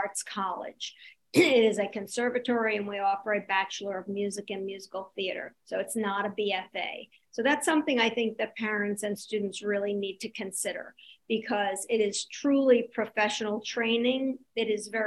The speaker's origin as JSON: {"language": "English", "town": "New York City", "region": "New York", "country": "United States", "tie": "born or raised there", "also_born_or_lived": "Indiana", "said": "I was raised in New York City"}